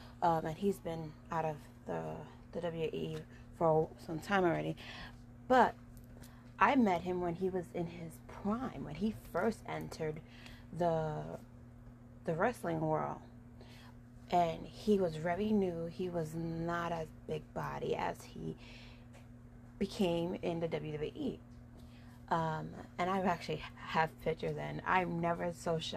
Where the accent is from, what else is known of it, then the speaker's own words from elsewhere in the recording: Puerto Rico; moved away; because I was raised in Puerto Rico